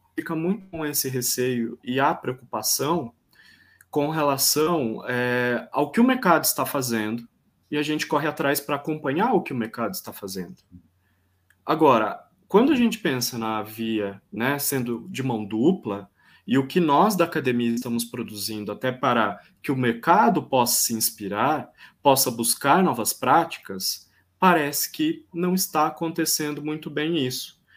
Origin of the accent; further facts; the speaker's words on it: Piracicaba, São Paulo, Brazil; also born or lived in São Pedro; eu sou nascido em Piracicaba, eu estou quarentenando neste momento em São Pedro, que é a região de Piracicaba